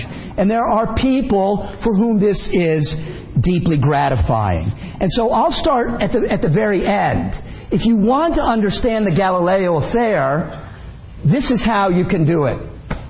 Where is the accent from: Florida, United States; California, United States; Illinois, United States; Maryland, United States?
Maryland, United States; Bethesda; we were growing up in Bethesda